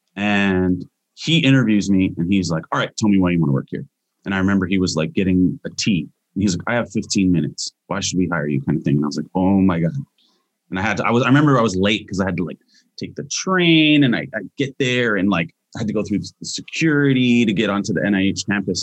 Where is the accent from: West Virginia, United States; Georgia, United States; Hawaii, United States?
Hawaii, United States; moved away; also born or lived in Hilo / Kaneohe / Washington / California; I am native Hawaiian